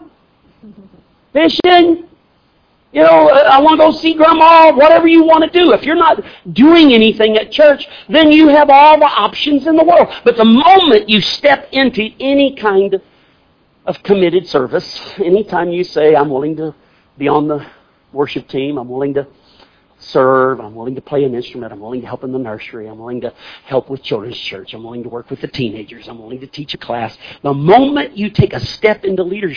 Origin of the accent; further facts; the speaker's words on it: Missouri, United States; I'm from Missouri